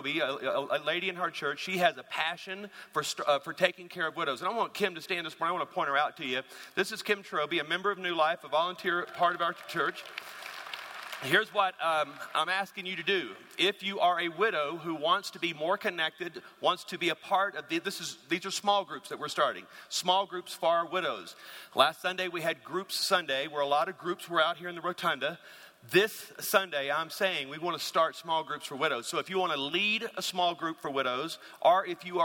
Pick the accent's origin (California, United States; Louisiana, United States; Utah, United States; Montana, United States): Louisiana, United States; moved away; I'm from Louisiana